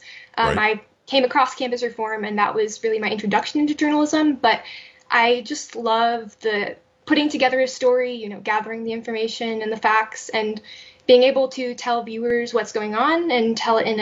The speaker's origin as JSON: {"language": "English", "town": "Las Vegas", "region": "Nevada", "country": "United States", "tie": "born or raised there", "said": "I grew up here"}